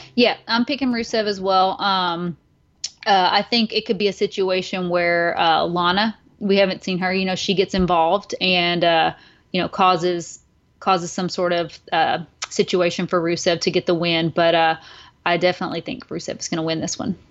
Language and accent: English; the South, United States; I'm from the South, and, you know, there's a lot of, like, pageants and stuff